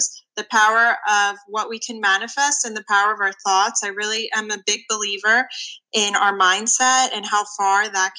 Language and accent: English; Philadelphia, Pennsylvania, United States; accent: Philly; moved away; we're both from the Philadelphia area, but have moved away